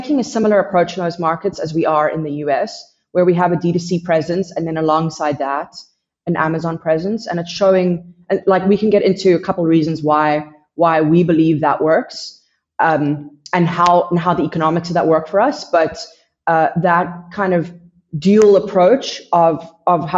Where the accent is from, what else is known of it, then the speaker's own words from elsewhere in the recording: United States; moved away as an adult; now in South Africa; I'm based in South Africa. I'm originally from America